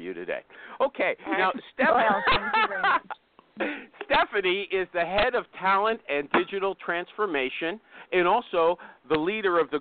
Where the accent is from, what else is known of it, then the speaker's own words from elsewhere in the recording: Canada; I'm not American, by the way. Maybe. Canadian